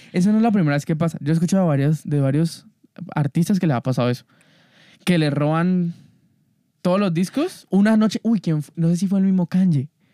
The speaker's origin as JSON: {"language": "Spanish", "country": "Colombia", "said": "como colombiano"}